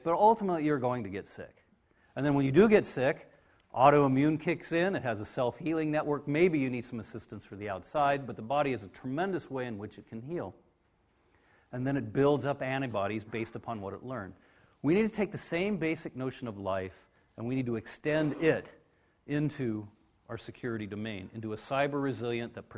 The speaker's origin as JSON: {"language": "English", "country": "United States", "said": "I am from America"}